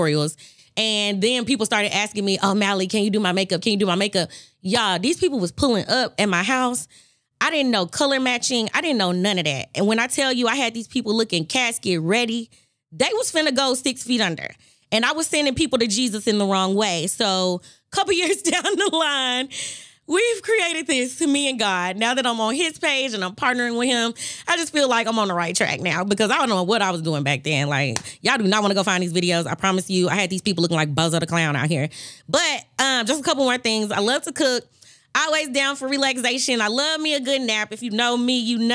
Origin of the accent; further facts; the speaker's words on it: Memphis, Tennessee, United States; born and raised in Memphis, Tennessee.